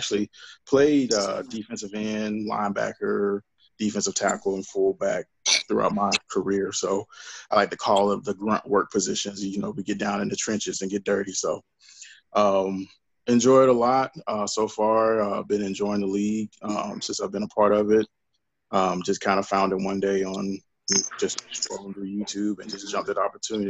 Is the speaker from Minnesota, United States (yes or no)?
no; Atlanta, Georgia, United States; now in North Alabama, United States; originally born and raised from Atlanta, Georgia. Right now I reside in North Alabama. I've been here for about a few years, so haven't quite earned my citizenship to be a full-on Alabamian, but, you know, still a Georgian at heart.